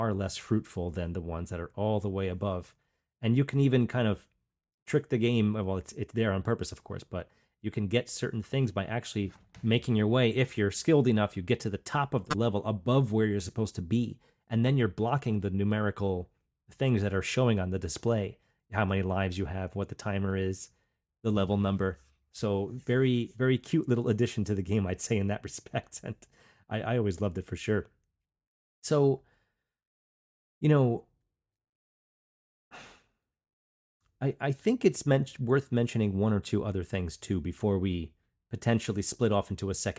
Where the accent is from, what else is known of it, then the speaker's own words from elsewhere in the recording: Long Island, New York, United States; I came from Long Island, that's where I grew up, Long Island, New York